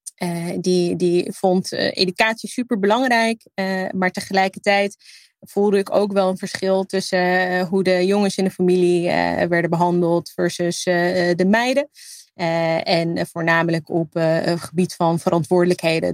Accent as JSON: {"language": "Dutch", "country": "Netherlands", "tie": "born or raised there", "said": "mijn roots liggen in Libië. Eh, en het, hier opgroeien, eh, en, eh, eigenlijk daar een groot gedeelte van mijn familie hebben"}